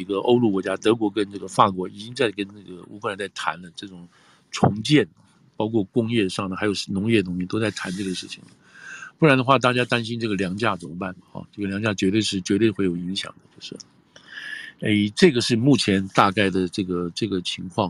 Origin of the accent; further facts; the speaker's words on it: United States; 但是我们美国人觉得这个东西符合我们的利益